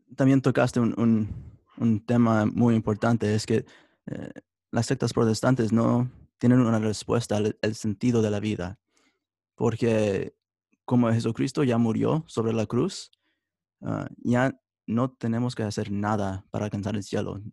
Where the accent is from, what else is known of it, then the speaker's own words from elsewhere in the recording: United States; Spanish is a second language; also born or lived in Italy; nací en los Estados Unidos y crecí toda mi vida aquí en los Estados Unidos